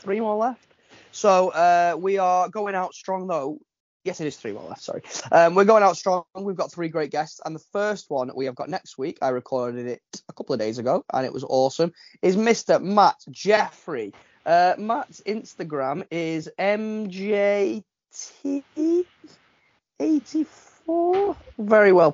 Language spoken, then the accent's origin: English; Widnes, North West England, United Kingdom; my hometown of Widnes.